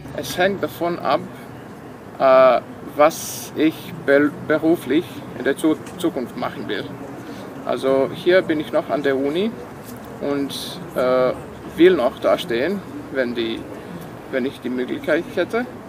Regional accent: Sombor, Vojvodina, Serbia; first language Serbian; German is a second language; moved away as an adult; now in Novi Sad, Serbia; ich komme aus Sombor.

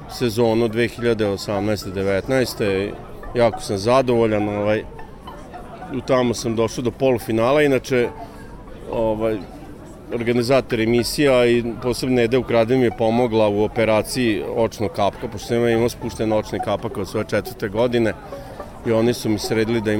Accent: Sombor, Vojvodina, Serbia; moved away as an adult; now in Novi Sad, Serbia; Ja sam inače rodim iz Sombora, a volim jako Novi Sad. Ovde živim već 12 godina, moja baka je novoseđanka

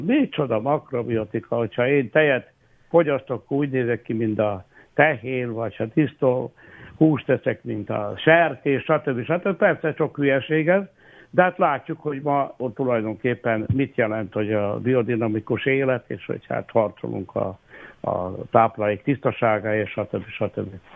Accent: Bački Vinogradi, Vojvodina, Serbia; also born or lived in Subotica, Serbia; Szabadkán születtem, de Királyhalmán éltünk, és hát ott végeztem a, az alapiskolákat

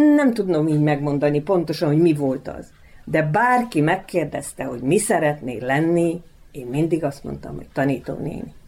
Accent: Transylvania, Romania; moved away as an adult; also born or lived in Békéscsaba, Hungary / Vojvodina, Serbia; now in Pačir, Serbia; erdélyi születésű vagyok, minden rokonom, mindenki erdélyi székely

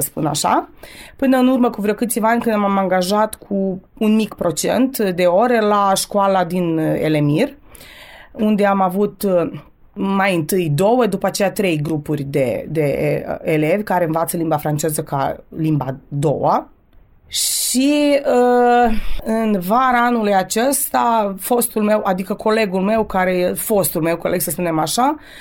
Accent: Torac, Vojvodina, Serbia; first language Romanian; moved away as an adult; now in Zrenjanin, Serbia; 40 de ani am locuit la Torac, sunt toreceană pe viață

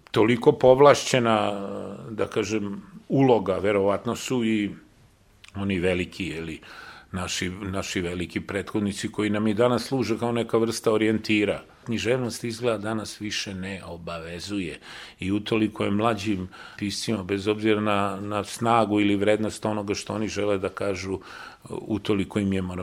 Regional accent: Belgrade, Serbia; Ja sam zaista kao dete došao na Novi Beograd, dečačić, sa 7-8 godina došao na Novi Beograd, a Novi Beograd je tad bilo jedna beskrajno prazna pusta, površna

